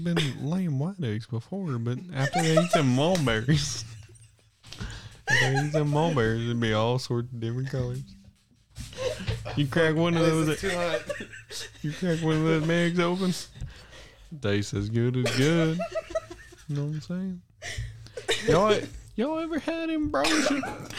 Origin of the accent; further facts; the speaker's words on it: Texas, United States; I'm from Tejas around these parts, brother.